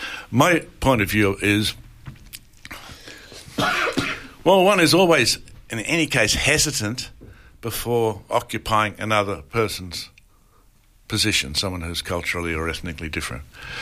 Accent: Bacchus Marsh, Victoria, Australia; moved away; I visit my hometown every time I come to Australia and I see my sister and my brother and then I leave.

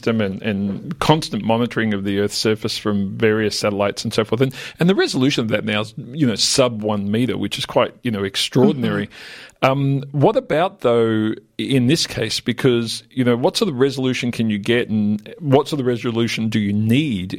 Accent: Australia; an Australian

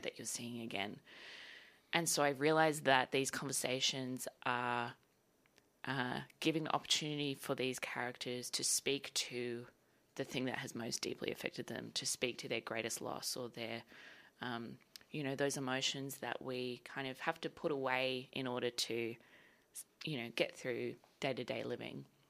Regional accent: Sydney, New South Wales, Australia; moved away as an adult; now in Melbourne, Australia; so I'm from Sydney originally, and I moved down to Melbourne to go to V C A in twenty fifteen

